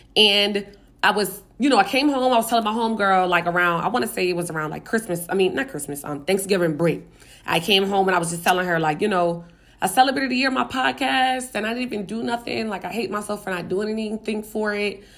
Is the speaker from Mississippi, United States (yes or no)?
no; Richmond, Virginia, United States; in my hometown, my home neighborhood